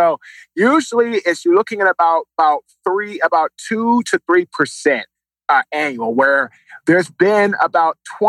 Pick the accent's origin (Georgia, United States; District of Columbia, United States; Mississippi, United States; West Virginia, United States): District of Columbia, United States; Washington; now in Raleigh, United States; Washington, D.C.